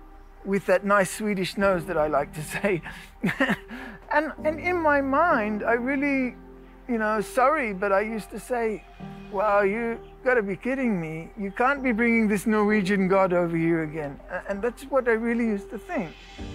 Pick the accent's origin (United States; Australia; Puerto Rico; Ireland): Australia; also born or lived in Netherlands / South Africa / France; now in Israel; I was born in Holland, grew up in Australia, South Africa, a little bit of France, and then we did Aliyah.